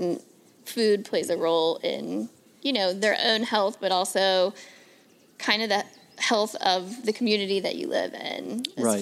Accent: Northern Kentucky, United States; moved away as an adult; also born or lived in Seattle; I was born and raised in Northern Kentucky

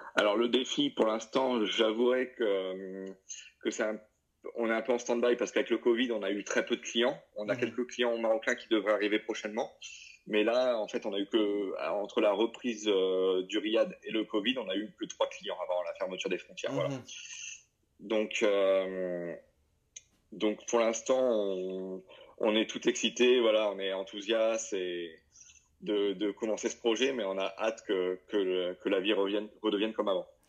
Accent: northern France, France; moved away as an adult; also born or lived in Lyon, France / South Africa; now in Marrakech, Morocco; je suis originaire du nord de la France

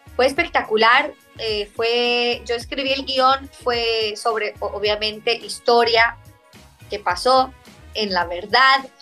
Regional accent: Israel; Spanish is a second language; now in Miami, United States; que soy de, Israel, que soy del Medio Oriente

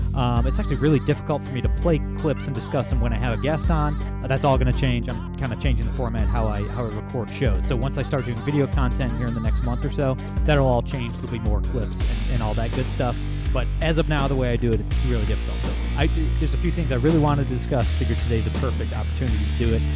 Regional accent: Ohio, United States; my home state of Ohio

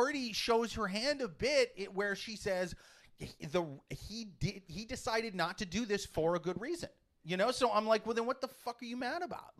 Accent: Iowa, United States; I'm from Iowa.

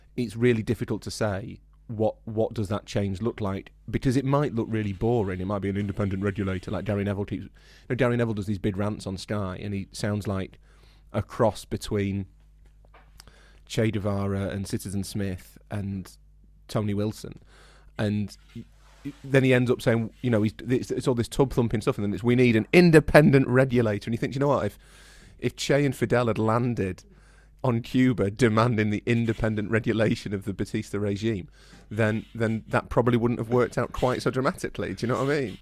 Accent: Yorkshire and the Humber, United Kingdom; we're from Yorkshire

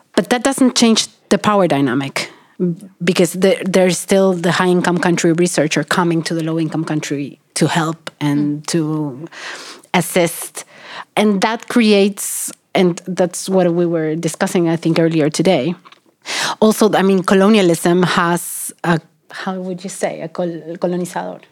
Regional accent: Argentina; moved away as an adult; now in Sweden; I'm from Argentina. I'm working in Sweden, and I'm doing research in Africa

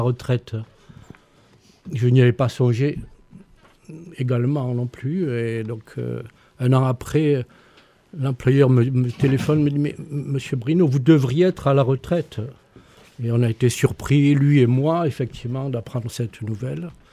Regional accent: Toulouse, Occitania, France; moved away; also born or lived in Montpellier; je suis né rue Miramar

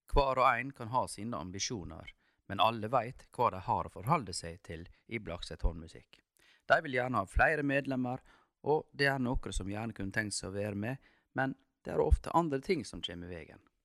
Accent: Norway; det er en dag vi nordmenn feirer mer enn noen andre land feirer sin nasjonaldag

